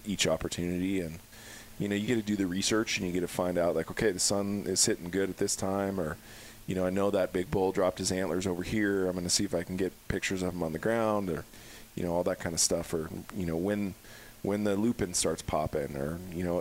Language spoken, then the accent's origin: English; Helena, Montana, United States; grew up fly fishing and grew up in Helena, Montana